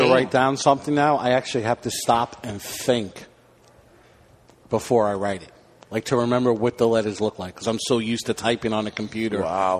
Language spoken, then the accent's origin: English; New York City, New York, United States; I'm from Brooklyn.